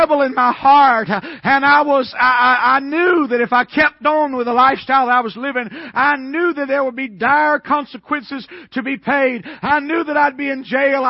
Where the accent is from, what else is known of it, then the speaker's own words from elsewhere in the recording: Atlanta, Georgia, United States; I was raised in Atlanta, Georgia, east of Atlanta, and I went to the public school system there all of my life